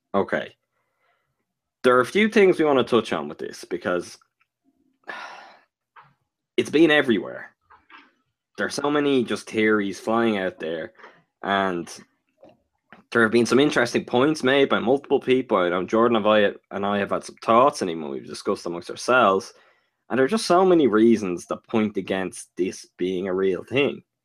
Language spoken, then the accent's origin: English; Ireland; born or raised there